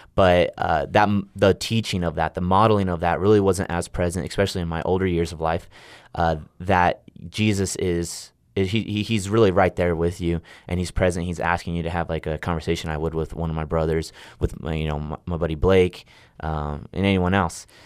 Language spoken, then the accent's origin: English; Riverside, California, United States; moved away as an adult; now in Stillwater, United States; I come from Southern California, a place called Riverside